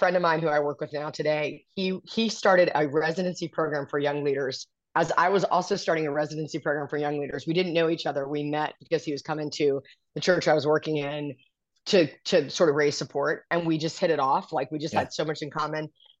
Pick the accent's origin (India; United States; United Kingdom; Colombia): United States; California; I'm a West Coast soul. I grew up in California I was a military brat, but this Southern evangelical culture is very foreign to me, but I live here.